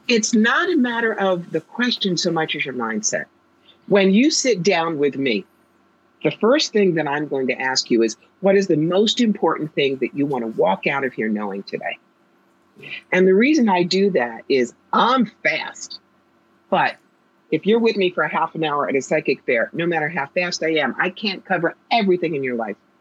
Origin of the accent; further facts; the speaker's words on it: New York, United States; now in Albany, United States; I'm a New Yorker.